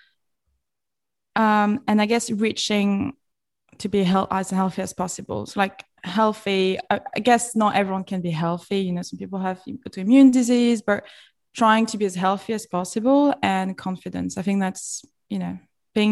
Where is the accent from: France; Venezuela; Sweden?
France; also born or lived in London / New York / Los Angeles; now in Dallas, United States; And I'm from France, but I'm from, you know, not a small town. I'm from a city, but it's not a capital or anything. So I grew up with lots of space